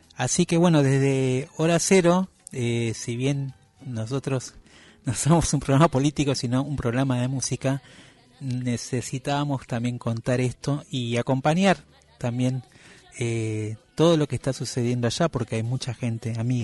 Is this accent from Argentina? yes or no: yes; Argentina; como argentinos, como argentinas